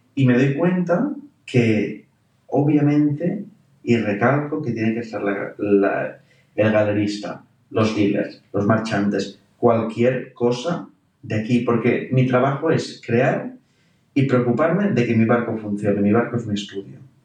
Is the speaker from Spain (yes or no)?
yes; Alcanar, Catalonia, Spain; qué privilegio tengo de haber nacido donde he nacido